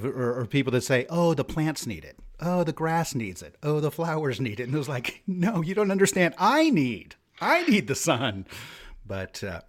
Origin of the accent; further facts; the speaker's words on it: England, United Kingdom; now in Linköping, Sweden; And you can hear it in my accent when I talk. I'm an Englishman in Linköping.